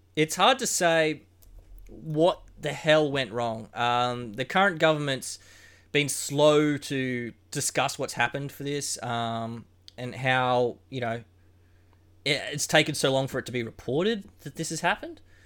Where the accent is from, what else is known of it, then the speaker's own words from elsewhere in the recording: Queensland, Australia; Growing up in Queensland